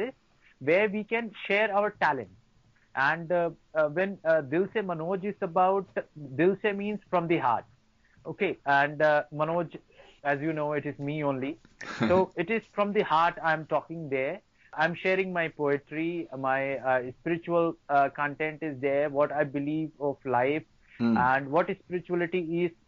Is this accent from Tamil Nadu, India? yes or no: no; Singrauli district, Madhya Pradesh, India; I'm from Singrauli district, from Madhya Pradesh state of India